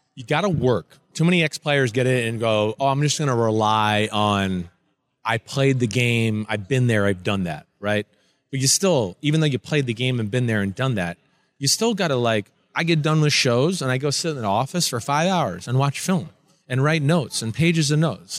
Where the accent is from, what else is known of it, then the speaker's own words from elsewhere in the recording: New Jersey, United States; I grew up in New Jersey, where we're full of jerks and, you know, up yours and shut the F up.